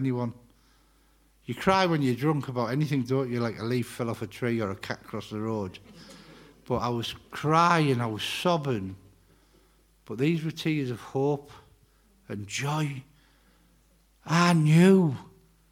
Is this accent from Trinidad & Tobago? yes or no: no; Middlesbrough, North East England, United Kingdom; also born or lived in Wakefield; now in Dalton, United Kingdom; I am from Middlesbrough. I'm a Borough lad